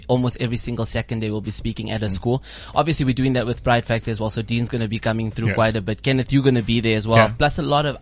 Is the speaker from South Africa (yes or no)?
yes; Klerksdorp, North West, South Africa; I'm from Klerksdorp, so we're both from the Northwest area.